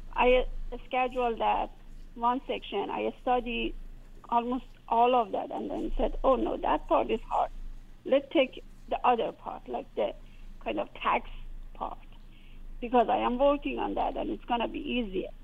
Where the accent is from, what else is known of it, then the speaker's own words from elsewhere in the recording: Iran; moved away as an adult; now in United States; I came from Iran